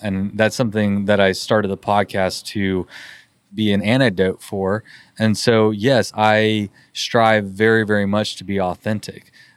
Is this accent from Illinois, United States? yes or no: no; Texas, United States; we're from Texas